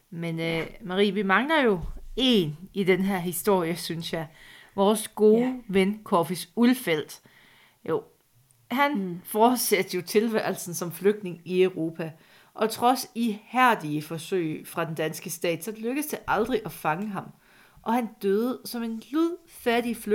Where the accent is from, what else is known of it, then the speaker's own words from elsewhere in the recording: Jutland, Denmark; Jeg er fra Jylland, så jeg er undskyldt.